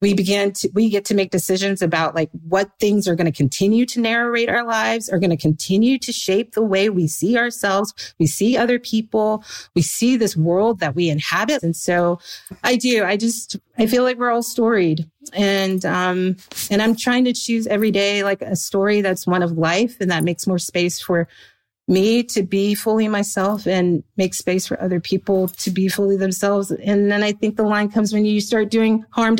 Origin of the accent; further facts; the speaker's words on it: the South, United States; I was like this really annoying little Christian girl growing up in the South